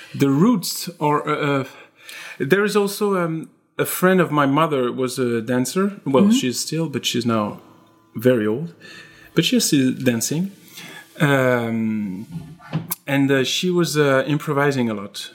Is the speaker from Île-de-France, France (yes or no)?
no; Strasbourg, Grand Est, France; English is a second language; also born or lived in Paris; now in Lyon, France; originally I'm from Strasbourg